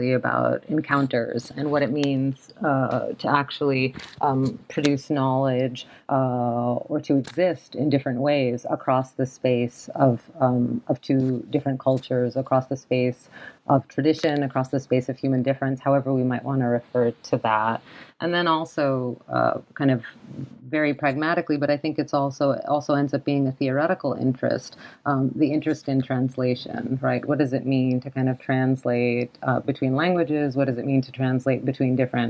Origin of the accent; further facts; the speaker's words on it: New York, United States; also born or lived in Cairo, Egypt; I immigrated from Cairo with my parents at the age of two to the U.S., to New York